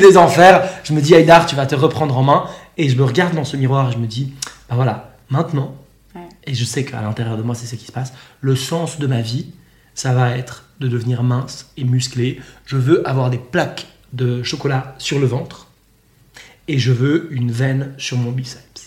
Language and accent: French; Switzerland; moved away as an adult; now in Bali, Indonesia; à la base, je viens de Suisse